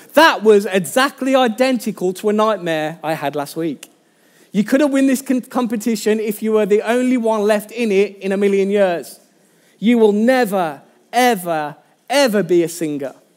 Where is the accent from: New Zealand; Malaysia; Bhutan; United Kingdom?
United Kingdom; Birmingham, West Midlands; accent: Birmingham; my Birmingham accent